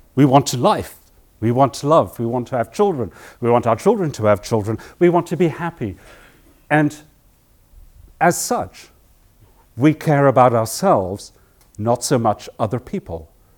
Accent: South Africa; moved away; I grew up in South Africa when I was a boy

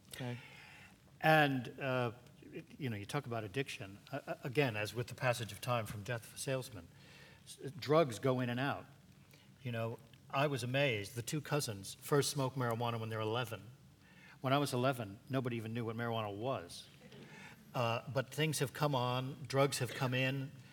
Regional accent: New York, United States; I'm a New Yorker like Stephen

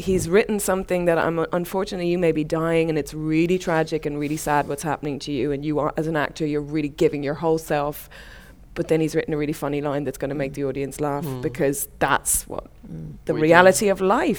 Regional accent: Ireland; especially I'm Irish, you know, the gallows humour

